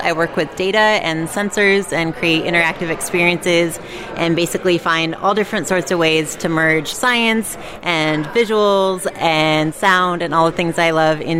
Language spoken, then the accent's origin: English; Orlando, Florida, United States; I am from Orlando, Florida.